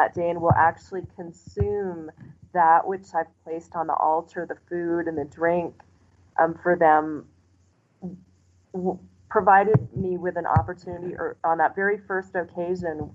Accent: United States; moved away as an adult; now in Mexico; growing up in the United States

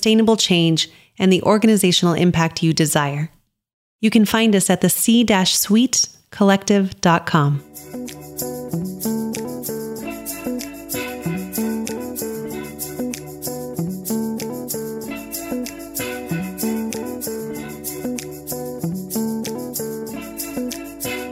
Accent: New Mexico, United States; growing up in New Mexico

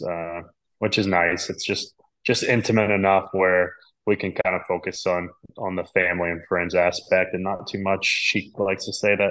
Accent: North Carolina, United States; where I grew up in North Carolina

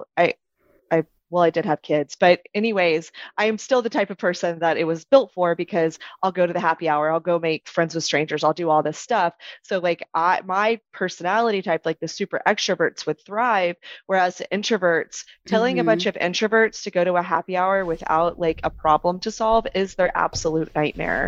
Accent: Texas, United States; I'm Texan

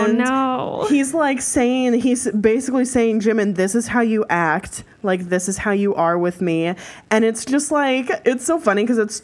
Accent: United States; We're American

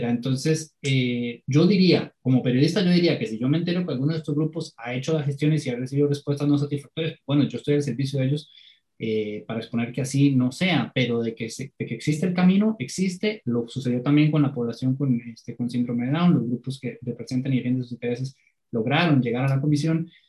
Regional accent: Cartago, Costa Rica; Yo, por ejemplo, soy de Cartago y tenemos semanas de estar entre los cinco cantones con más casos nuevos por día.

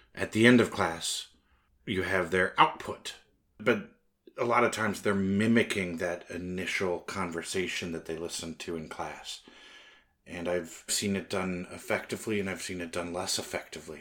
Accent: United States; I'm American

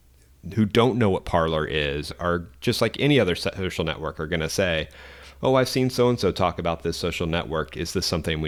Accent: Arkansas, United States; So I was searching my home state, Arkansas.

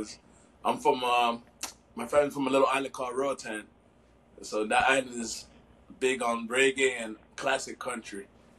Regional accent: Miami, Florida, United States; Growing up in Miami

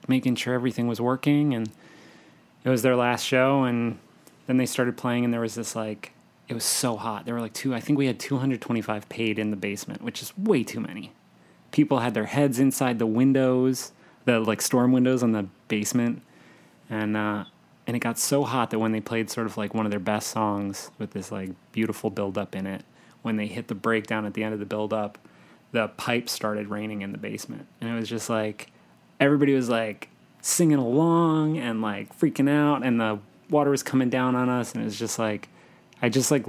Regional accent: New Jersey, United States; I'm from New Jersey

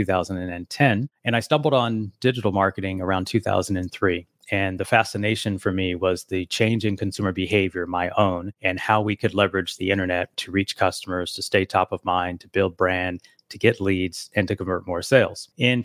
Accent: Las Vegas, Nevada, United States; I'm here from Las Vegas, Nevada.

